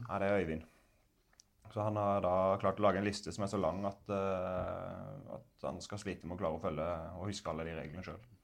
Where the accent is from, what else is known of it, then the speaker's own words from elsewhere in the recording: Grimstad, Agder, Norway; moved away; spille i toppen av førstedivisjonen i hjembyen min